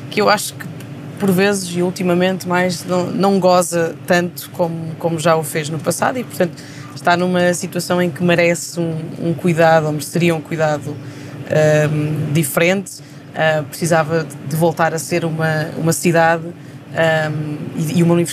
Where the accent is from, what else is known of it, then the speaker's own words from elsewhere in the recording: Coimbra, Coimbra District, Portugal; Eu tive o privilégio de, de estudar na, na, cidade onde nasci um, ehm, e que é uma e, e é um é no centro de Portugal